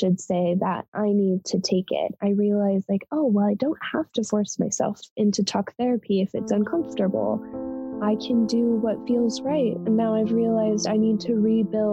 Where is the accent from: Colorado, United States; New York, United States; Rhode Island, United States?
Colorado, United States; moved away as an adult; also born or lived in Montana; I moved from Colorado to Montana